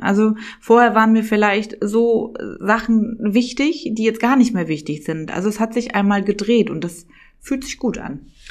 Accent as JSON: {"language": "German", "town": "Rostock", "region": "Mecklenburg-Vorpommern", "country": "Germany", "also_born_or_lived": "Mallorca, Spain", "first_language": "German", "moved": "as an adult", "lives_now": "Berlin, Germany", "said": "Rostock ist dann mehr so, so eine Kleinstadt und ich komme auch direkt ähm, aus Dietrichshagen-Warnemünde"}